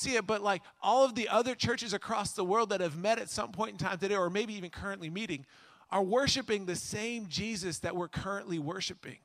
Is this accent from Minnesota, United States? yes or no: yes; Minnesota, United States; now in Illinois, United States; I grew up in Minnesota